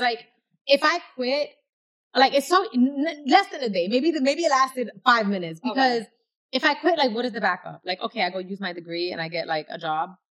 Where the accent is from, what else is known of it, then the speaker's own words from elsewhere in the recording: New York City, New York, United States; I'm from the East Bronx, I'm from Castle Hill, and I went to school in the South Bronx